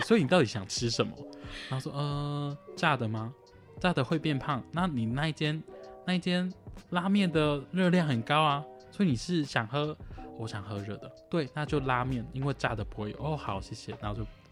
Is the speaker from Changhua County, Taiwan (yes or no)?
no; Tainan, Taiwan; moved away; also born or lived in Hualien; 因为我是台南人，我从台南坐来花莲